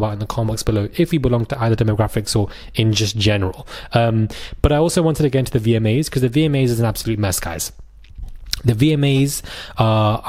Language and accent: English; London, United Kingdom; also born or lived in Croydon / Brixton / Fulham; Streatham, which is basically where I was born and raised in South London